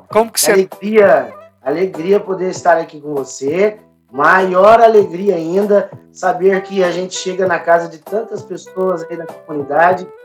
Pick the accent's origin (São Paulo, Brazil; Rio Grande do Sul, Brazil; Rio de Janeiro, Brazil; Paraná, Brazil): São Paulo, Brazil; Franca; eu sou da cidade de Franca, diocese de Franca, né?